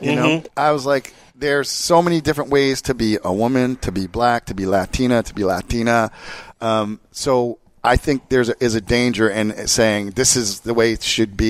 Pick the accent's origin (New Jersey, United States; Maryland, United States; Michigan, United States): New Jersey, United States; Jersey Shore; now in California, United States; I grew up at the Jersey Shore, and not the fucked up one you've seen on MTV.